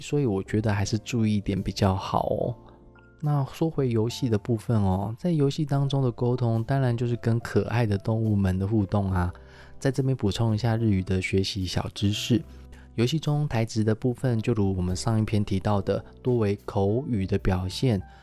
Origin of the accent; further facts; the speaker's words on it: Taiwan; 日文现在有很多字，我们在台湾也是使用得很习惯了